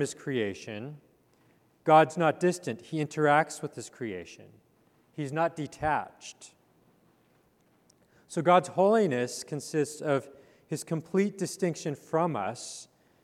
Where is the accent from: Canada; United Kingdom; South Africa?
Canada; Calgary, Alberta; moved away; I grew up in Canada in the foothills of the Rocky Mountains